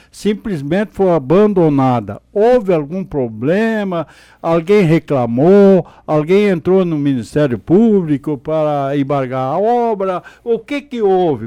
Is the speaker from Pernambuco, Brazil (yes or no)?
no; Vale do Sol, Rio Grande do Sul, Brazil; quem se criou no interior, como eu me criei lá em Trombudo na época, hoje Vale do Sol